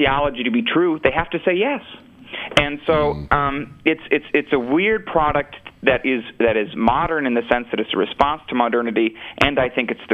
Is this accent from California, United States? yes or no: no; Minnesota, United States; I'm from Minnesota